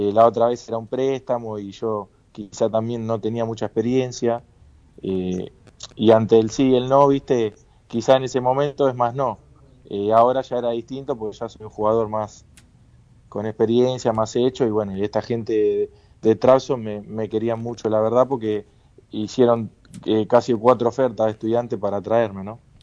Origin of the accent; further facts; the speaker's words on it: Lanús, Buenos Aires Province, Argentina; moved away as an adult; now in Turkey; Yo soy de Lanús y, mi familia está hincha de Lanús